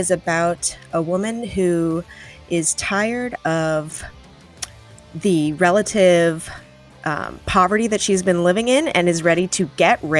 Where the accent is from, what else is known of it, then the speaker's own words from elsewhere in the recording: Rochester, New York, United States; being from Western New York myself, I grew up in Rochester.